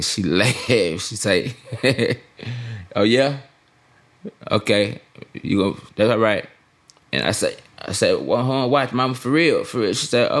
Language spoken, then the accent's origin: English; Houston, Texas, United States; Texas, I'm a Texas boy. Born and raised in Houston, Texas